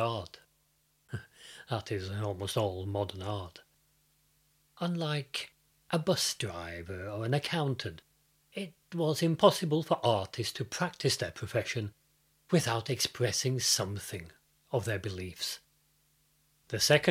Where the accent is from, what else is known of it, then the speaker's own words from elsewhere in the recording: United Kingdom; also born or lived in Fredrikstad, Norway; now in Norway; Growing up in Britain